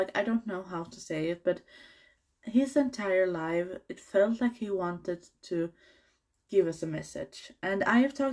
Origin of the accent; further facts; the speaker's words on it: Sweden; I'm from Sweden